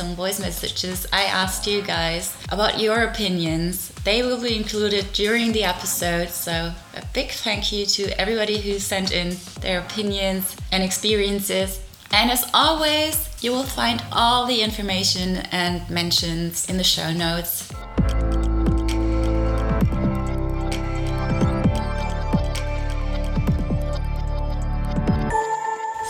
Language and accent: English; Germany; as a German girl